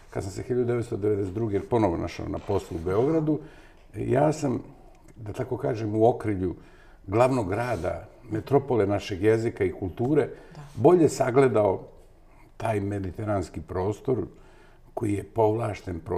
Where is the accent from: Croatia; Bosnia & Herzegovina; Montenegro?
Montenegro; Bar; moved away as an adult; also born or lived in Novi Sad, Serbia; now in Belgrade, Serbia; Ja sam odrastao u baru, mada sam rođen u Novom Sadu.